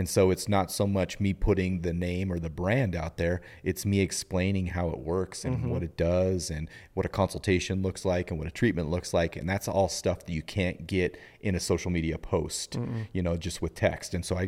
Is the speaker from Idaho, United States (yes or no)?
yes; Kellogg, Idaho, United States; At the time when we were living in Idaho, and this was when I was a kid growing up.